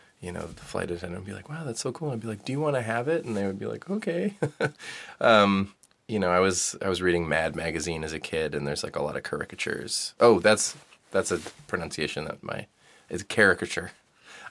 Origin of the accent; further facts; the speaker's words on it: Vancouver, British Columbia, Canada; moved away as an adult; now in New York, United States; I grew up in Vancouver.